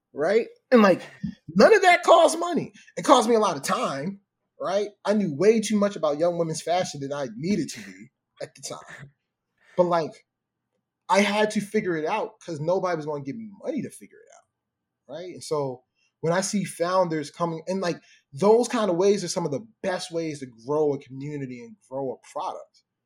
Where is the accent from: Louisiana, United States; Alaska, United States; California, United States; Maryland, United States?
Maryland, United States; Baltimore; growing up in Baltimore